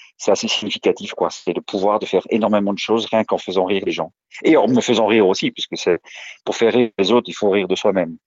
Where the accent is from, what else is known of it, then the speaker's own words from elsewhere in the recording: Brussels, Brussels-Capital Region, Belgium; je suis belge, je suis né à Bruxelles le 7 juin 1972